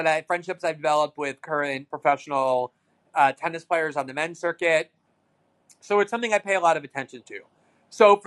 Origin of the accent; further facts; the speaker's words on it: United States; Growing up as an American kid